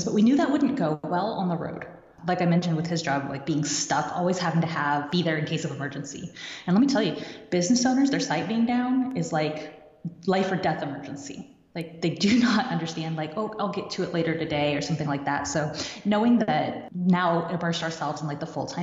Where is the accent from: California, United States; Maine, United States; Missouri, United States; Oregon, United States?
Missouri, United States; Kansas City; moved away as an adult; also born or lived in Michigan; we were in Michigan at the time, we're from Kansas City